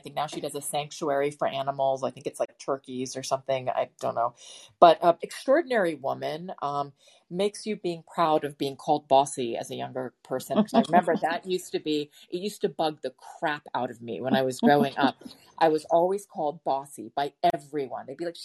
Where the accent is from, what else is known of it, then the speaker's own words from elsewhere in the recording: Washington, District of Columbia, United States; I grew up in Washington, D.C.